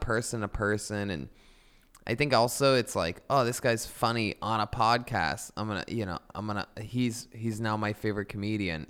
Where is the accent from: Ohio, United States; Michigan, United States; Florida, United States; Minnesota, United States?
Ohio, United States; Youngstown; moved away; I'm originally from Youngstown, Ohio